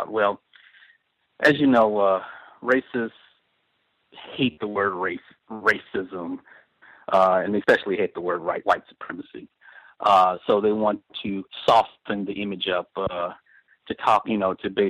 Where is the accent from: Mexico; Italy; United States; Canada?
United States; Chicago, Illinois; I'm from Chicago, so it's you know right here